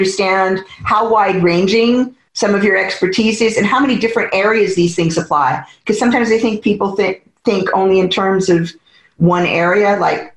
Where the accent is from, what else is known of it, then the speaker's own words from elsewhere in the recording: United States; now in United Kingdom; as an American born